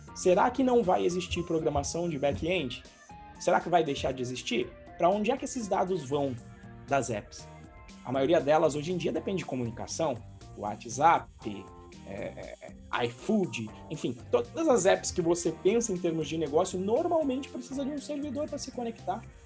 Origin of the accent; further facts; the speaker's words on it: Santos, São Paulo, Brazil; nasci em Santos e eu surfava